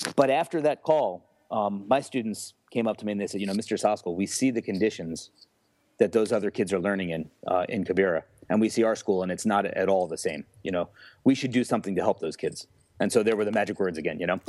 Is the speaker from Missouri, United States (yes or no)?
no; Newfoundland, Pennsylvania, United States; also born or lived in New York / Mesa, Arizona; in Newfoundland, like I said, is a small rural area